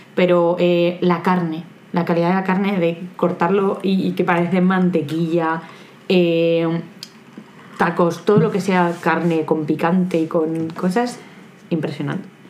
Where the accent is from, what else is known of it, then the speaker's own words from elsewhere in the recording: Aranda de Duero, Castile and León, Spain; en Aranda, de donde yo soy, Aranda de Duero